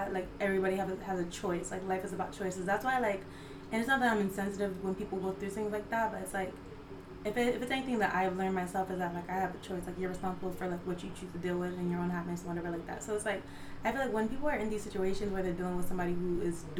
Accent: Connecticut, United States; also born or lived in Jamaica; I am from Connecticut, so I'm from the East Coast.

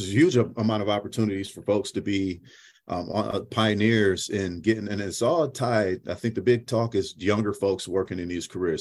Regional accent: Syracuse, New York, United States; now in North Texas, United States; originally I'm from Syracuse, New York, born and raised.

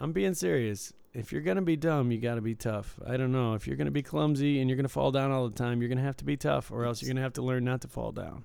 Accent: Michigan, United States; moved away; I was from Michigan

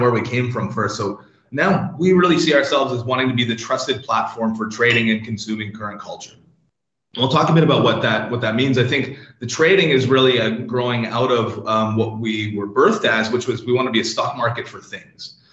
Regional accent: Canada; moved away as an adult; now in London, United Kingdom; as you can tell from the accent and what I mentioned earlier about the weather, I'm, I'm originally from Canada. I've been in Europe for about 12 years now

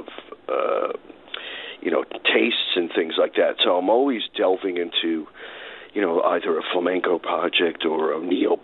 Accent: New York City, New York, United States; also born or lived in Brooklyn; I was born in Brooklyn, but I grew up in Far Rockaway

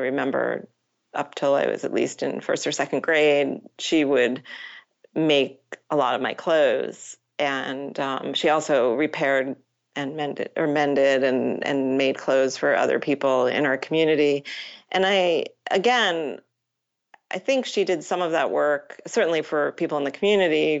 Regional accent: Matawan, New Jersey, United States; So I grew up in Mattawan, New Jersey

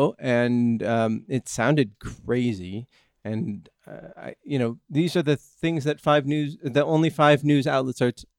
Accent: Northern California, United States; When I was growing up in Northern California

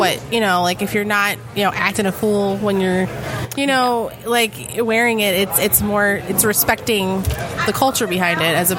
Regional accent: Dearborn, Michigan, United States; I grew up in Dearborn

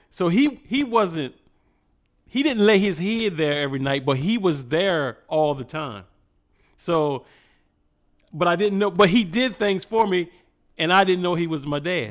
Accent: Cambridge, Maryland, United States; I'm from a little small town in Maryland called Cambridge.

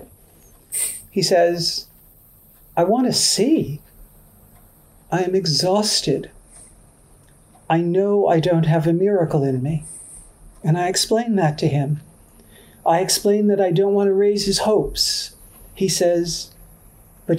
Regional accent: New York City, New York, United States; I'm a kid from Queens, New York

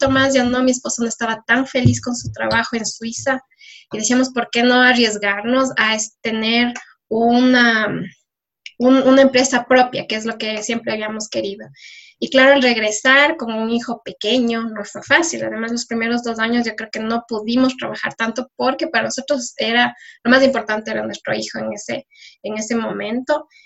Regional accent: Ecuador; soy, soy de Ecuador, pero no me conocen todavía y hay mucho por decir.

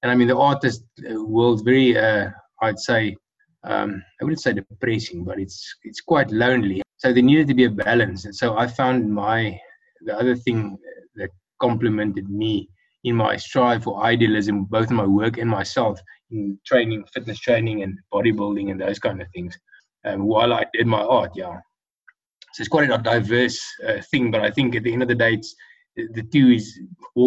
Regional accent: Pretoria, Gauteng, South Africa; I was born in Pretoria in 1980 in South Africa, the Republic of South Africa. And I've completed my school years, my matric, and my studies all here in Pretoria

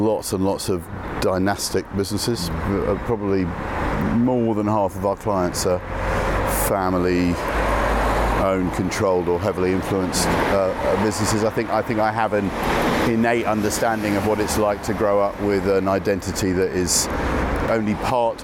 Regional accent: London, United Kingdom; also born or lived in Notting Hill; I grew up in this neck of the woods

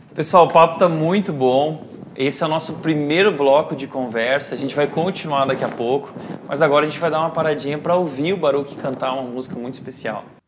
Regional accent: Brazil; A gente é brasileiro a gente gosta de festa

